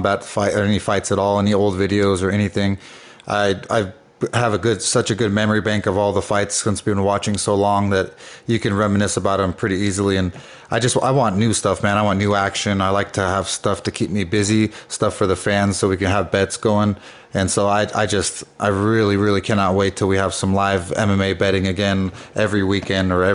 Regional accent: California, United States; I'm from California

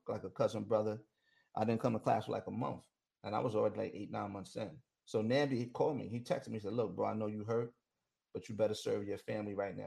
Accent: New York, United States; I'm from New York

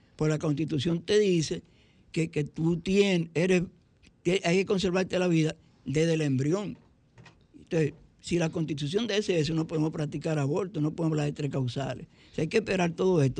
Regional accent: Santo Domingo Este, Distrito Nacional, Dominican Republic; soy de Santo Domingo Este y resido en Santo Domingo Este

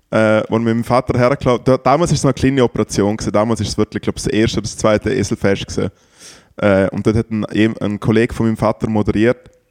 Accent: Liechtenstein; Für mich als äh, Liechtensteiner, wo ja Demokratie herrscht

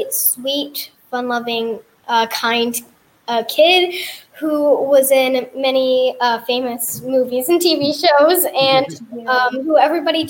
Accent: Texas, United States; also born or lived in Hawaii; I was born in Texas, of course, and then I moved to Hawaii for a little bit and lived there for a year and a half, and then we moved back here

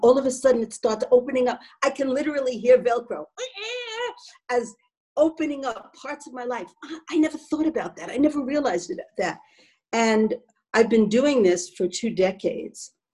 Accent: United States; as an American

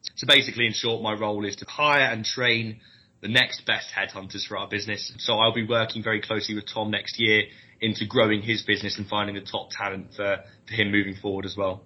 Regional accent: London, United Kingdom; moved away as an adult; now in Leeds, United Kingdom; I'm from London originally. Um, I went to, to Leeds University

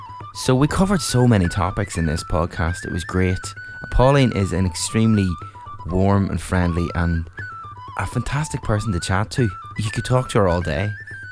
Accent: Castlewellan / Newcastle, the Mournes, Northern Ireland, United Kingdom; And I remember growing up, Castle Welham Forest Park, Newcastle, yes. The Mournes.

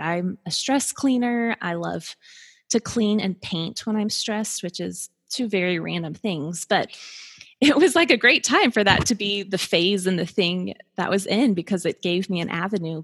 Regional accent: Colorado, United States; moved away as an adult; now in Atlanta, United States; we moved from Colorado, it's kind of where we met, where we grew up

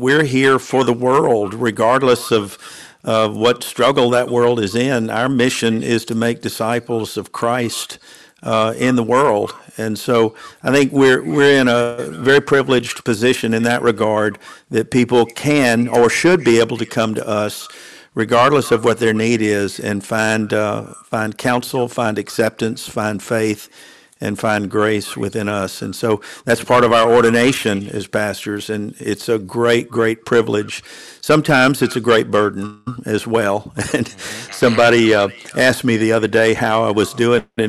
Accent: Nashville, Tennessee, United States; moved away as an adult; also born or lived in Atlanta, Georgia; I was born and raised in Nashville, Tennessee

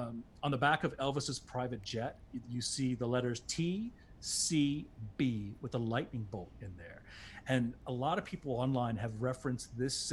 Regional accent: Bermuda; accent: British; Why can't I talk about myself growing up in Bermuda

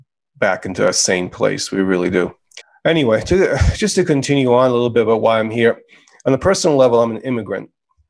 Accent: United States; being an immigrant was a powerful experience growing up in America

